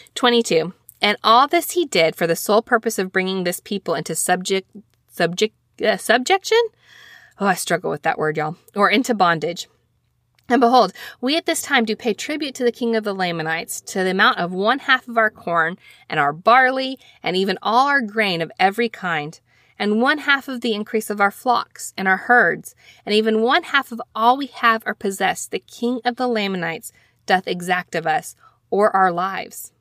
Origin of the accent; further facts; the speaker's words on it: Alabama, United States; I'm from Alabama.